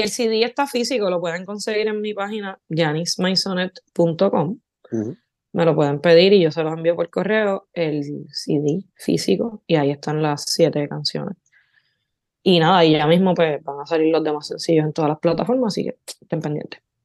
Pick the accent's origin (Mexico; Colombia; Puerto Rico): Puerto Rico; Barceloneta; also born or lived in Florida, Puerto Rico; yo me crié en los 90 en Florida y Barceloneta, Puerto Rico